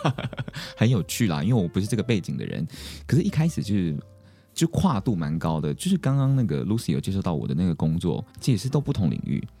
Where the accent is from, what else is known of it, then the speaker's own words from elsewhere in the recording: Taromak village, Taitung County, Taiwan; 我是来自达鲁马克部落的